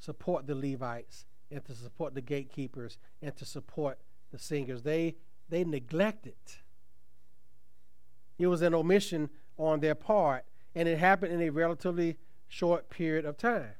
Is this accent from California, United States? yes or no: no; Tuskegee, Alabama, United States; when I was growing up in Tuskegee